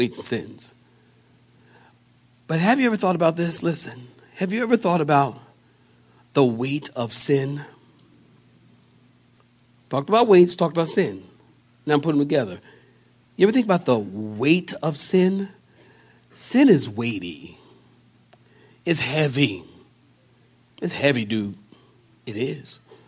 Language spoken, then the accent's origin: English; Philadelphia, Pennsylvania, United States; I'm from Philadelphia.